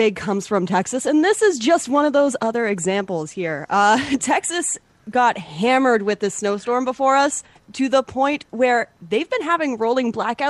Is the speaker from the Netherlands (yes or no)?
no; Canada; as a Canadian